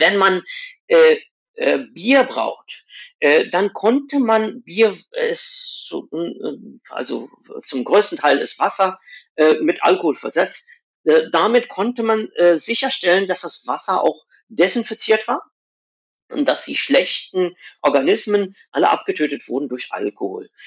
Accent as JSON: {"language": "German", "country": "India", "moved": "yes", "said": "wo ich herkomme aus Indien"}